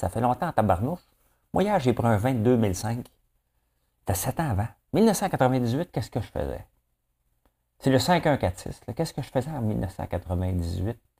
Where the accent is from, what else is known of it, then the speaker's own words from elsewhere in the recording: Quebec, Canada; also born or lived in Toronto; Je suis fier du Québec. Je suis fier euh, de ce qu'on bâtit ici